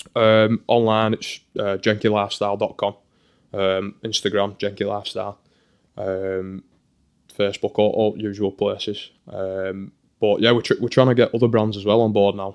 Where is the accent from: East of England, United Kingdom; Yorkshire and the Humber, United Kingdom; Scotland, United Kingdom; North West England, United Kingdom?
North West England, United Kingdom; Burnley; moved away as an adult; now in Motherwell, United Kingdom; that sort of subculture growing up in Burnley